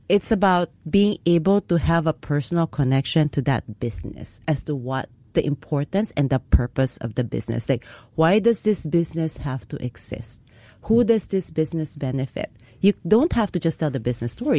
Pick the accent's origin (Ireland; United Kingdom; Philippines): Philippines; now in Singapore; I grew up in the Philippines